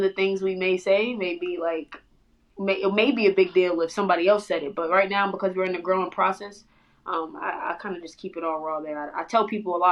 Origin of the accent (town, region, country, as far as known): Florida, United States; born or raised there; also born or lived in Bronx, New York